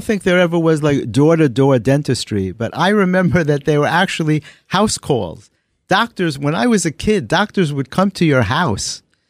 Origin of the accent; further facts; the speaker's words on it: New York City, New York, United States; I grew up in the Bronx, when the Bronx was a really nice place to live.